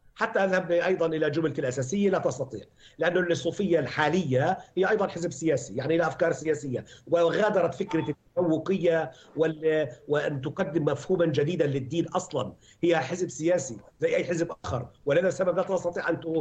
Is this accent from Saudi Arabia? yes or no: no; Palestine; انا بحكي من فلسطين